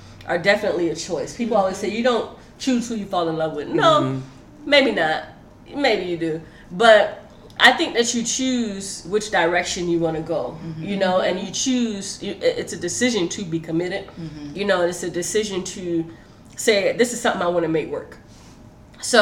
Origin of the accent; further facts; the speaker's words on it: South Florida, United States; now in Seattle, United States; we're from South Florida